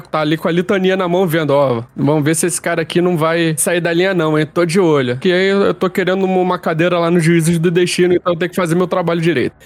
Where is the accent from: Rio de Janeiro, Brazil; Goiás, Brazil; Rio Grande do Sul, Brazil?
Rio de Janeiro, Brazil; Eu sou do Rio de Janeiro, deve ter percebido pelo meu sotaque.